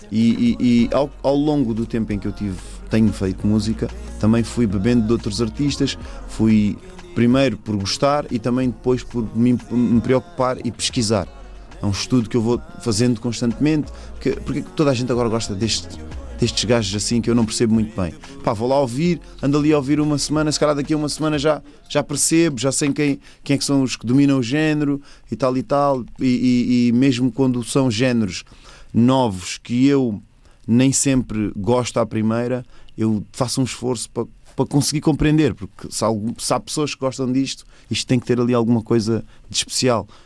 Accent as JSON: {"language": "Portuguese", "country": "Mozambique", "lives_now": "Portugal", "said": "Então, sou moçambicano, tipo pessoal não está habituado a, a, a, conviver com tantos moçambicanos"}